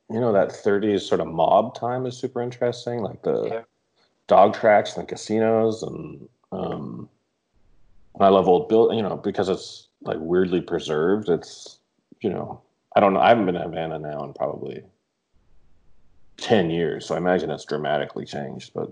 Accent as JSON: {"language": "English", "country": "Canada", "said": "Well, I, I as a Canadian, Cuba's like we were just we're allowed to go to Cuba."}